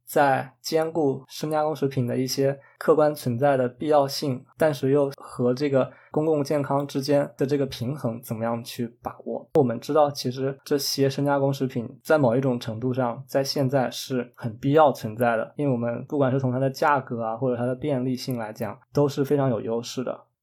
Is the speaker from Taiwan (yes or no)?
no; China; now in Canada; 我们中国人对这些甜品糕点的，最大的赞扬就是